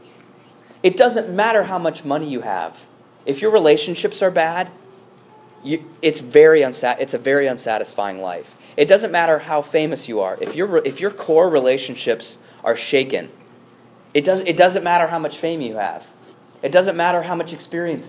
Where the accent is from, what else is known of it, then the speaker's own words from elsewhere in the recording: Chicago, Illinois, United States; as a Chicagoan